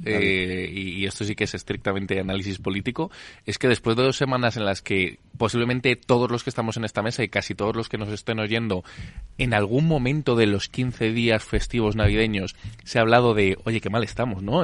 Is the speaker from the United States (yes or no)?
no; Spain; somos el país del Lazarillo de Tormes, somos el país de la picaresca